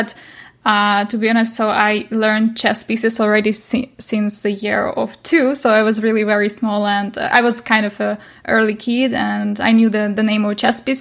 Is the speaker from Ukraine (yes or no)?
yes; Nikopol, Dnipropetrovsk Oblast, Ukraine; moved away as an adult; now in Germany; I'm Ukrainian, so I come from Ukraine, and I was born in Nikopol